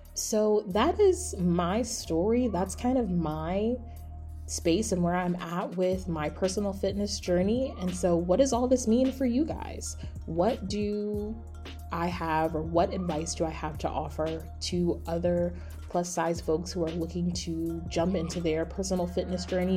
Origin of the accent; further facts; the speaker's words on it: United States; as an American citizen